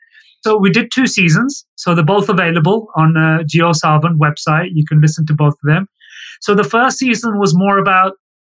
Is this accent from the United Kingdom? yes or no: yes; England, United Kingdom; moved away as an adult; now in India; I'm British, British South Asian, born and raised in the UK.